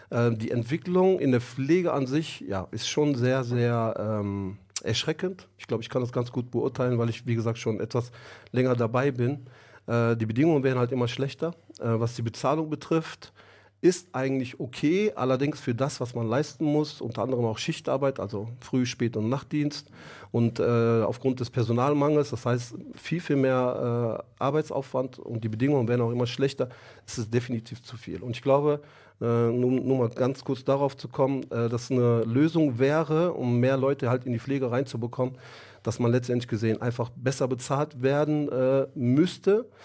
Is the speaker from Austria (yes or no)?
no; Germany; ich bin 49 Jahre alt, äh, bin hier in Deutschland geboren. Meine Eltern kommen ursprünglich aus der Türkei, aus dem Osten der Türkei.